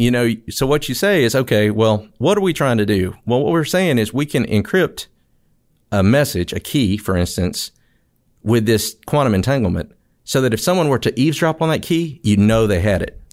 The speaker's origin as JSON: {"language": "English", "region": "Mississippi", "country": "United States", "tie": "born or raised there", "moved": "as an adult", "said": "I grew up in Mississippi"}